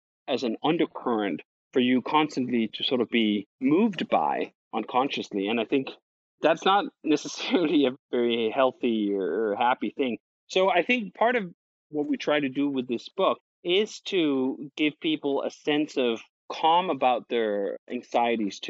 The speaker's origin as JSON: {"language": "English", "country": "Denmark", "moved": "as an adult", "lives_now": "United States", "said": "I'm originally from Denmark"}